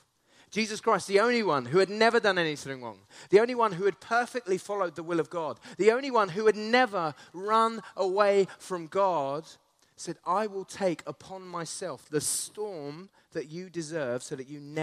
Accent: Essex, East of England, United Kingdom; now in Canterbury, United Kingdom; I grew up in Essex. I now live in Canterbury.

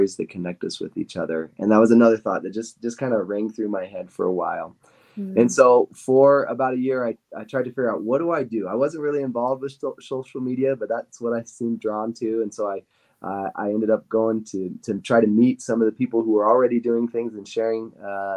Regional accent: Idaho, United States; also born or lived in Utah County, Utah; now in Utah, United States; I grew up in Idaho, Idaho boy, and I loved growing up in a small town, Idaho, and now I live in Utah

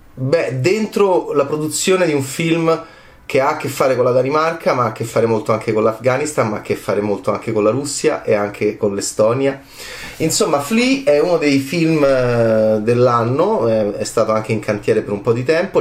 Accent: Italy

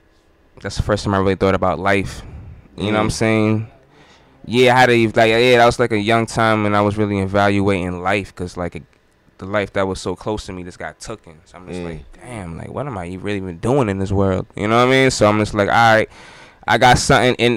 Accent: Groton, Connecticut, United States; moved away; I'm from Connecticut originally

